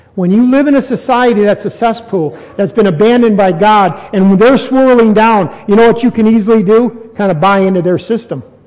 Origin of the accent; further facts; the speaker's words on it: United States; I'm American. I'm not going to give up my citizenship.